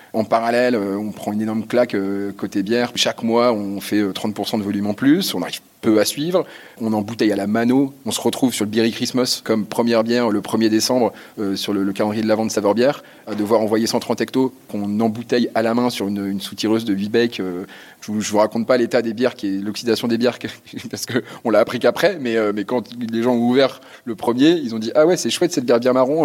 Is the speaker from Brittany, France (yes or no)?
no; Lille, Hauts-de-France, France; on est lillois